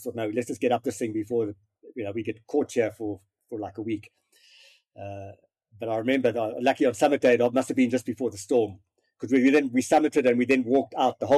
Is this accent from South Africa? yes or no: yes; South Africa; being South African and not big with snow